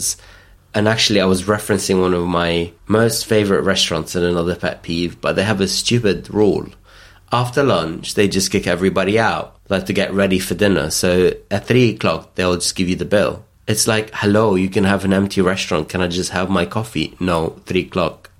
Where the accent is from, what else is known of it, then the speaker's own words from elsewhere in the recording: Perth, Western Australia, Australia; English is a second language; now in London, United Kingdom; I'm from Perth